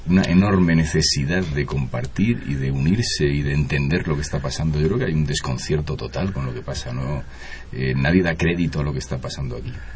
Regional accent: Spain; yo vengo de España

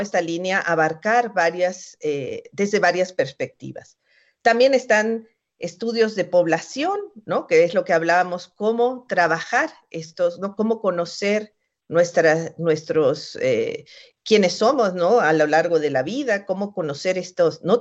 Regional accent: Mexico; Somos mexicanos, somos latinoamericanos

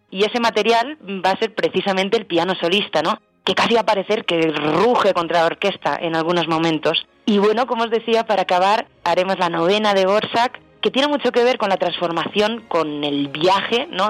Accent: Spain; Vengo de España

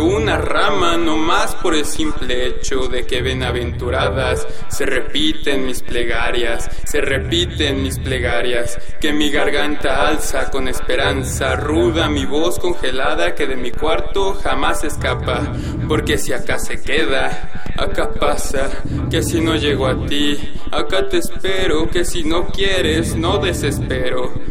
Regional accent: Iztapalapa, Mexico City, Mexico; born there; tengo 22 años y nací en Iztapalapa, aquí en, la Ciudad de México.

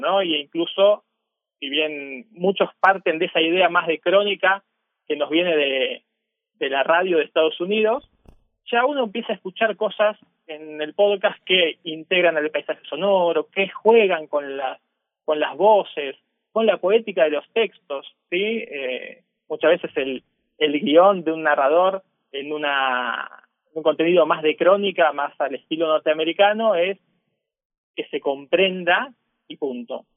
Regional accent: Argentina; vengo de Argentina, estoy en Argentina

